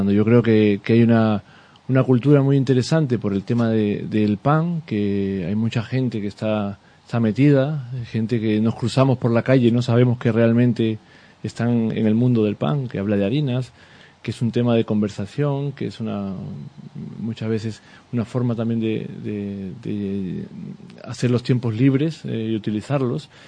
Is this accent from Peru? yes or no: yes; Peru; now in Seville, Spain; yo no soy de aquí, yo soy, soy peruano, cuando vine a, vivir aquí a, Sevilla